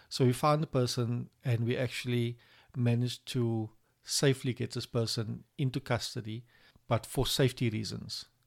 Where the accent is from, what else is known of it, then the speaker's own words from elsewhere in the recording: Cape Town, Western Cape, South Africa; I'm from Cape Town, and I work for Silverwolf P